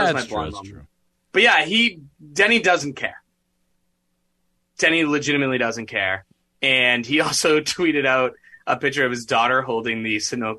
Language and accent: English; Boston, Massachusetts, United States; I'm from Boston